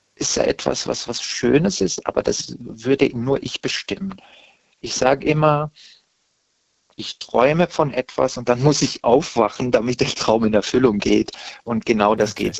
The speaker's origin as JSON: {"language": "German", "area": "Stuttgart area", "region": "Baden-Württemberg", "country": "Germany", "tie": "born or raised there", "also_born_or_lived": "Saarland / Berlin", "moved": "yes", "said": "dann bin ich ja im Stuttgarter Raum geboren"}